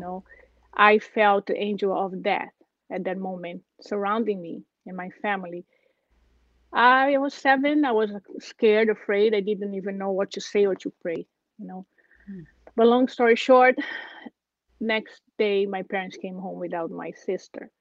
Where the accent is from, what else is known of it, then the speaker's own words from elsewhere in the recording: Brazil; English is a second language; moved away as an adult; I'm originally from Brazil, and uh, my family, uh, I grew up in a very simple way in the small town